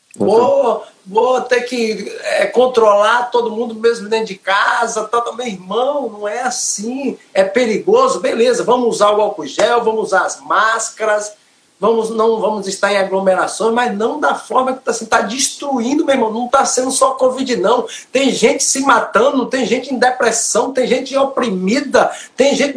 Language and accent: Portuguese; Aporá, Bahia, Brazil; sou da Bahia, Aporá, Bahia